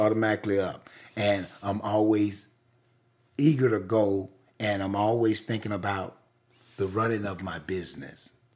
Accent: the rural South, United States; I was born in the rural South in nineteen fifty-two.

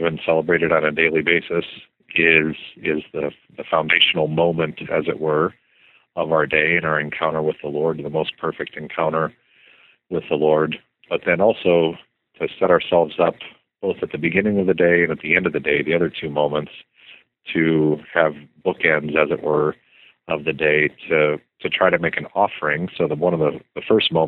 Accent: Arizona, United States; I grew up in Arizona

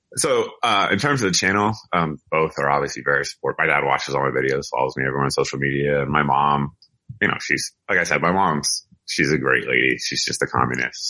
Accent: Massachusetts, United States; I grew up in Massachusetts, actually right near the Smith and Wesson factory

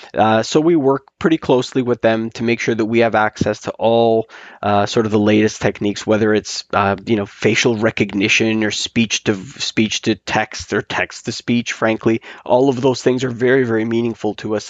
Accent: Canada; now in Toronto, Canada; we are Canadian snowbirds

